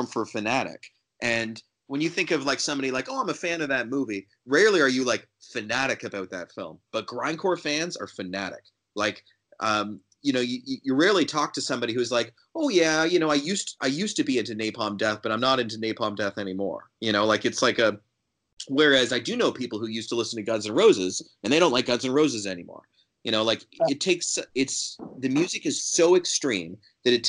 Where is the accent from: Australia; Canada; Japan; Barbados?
Canada; this might sound like a bias because I'm from Canada